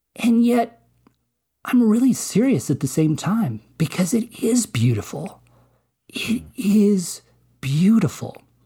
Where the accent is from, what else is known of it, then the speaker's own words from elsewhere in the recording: Colorado, United States; also born or lived in Alamosa, Colorado; I grew up in Colorado, right? I live in Colorado, uh, have lived here all this, all these many, many years